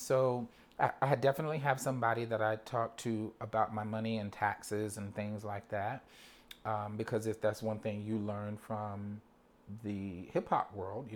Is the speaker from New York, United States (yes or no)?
yes; New York, United States; first language English; as a New Yorker